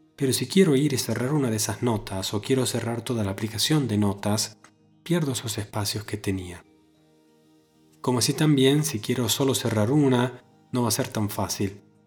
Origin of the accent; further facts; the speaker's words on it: Argentina; en mi ciudad natal, en Argentina